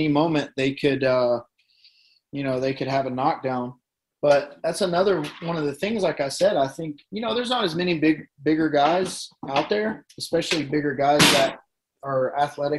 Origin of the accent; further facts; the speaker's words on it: Tennessee, United States; accent: Tennessean; my silly Tennessean accent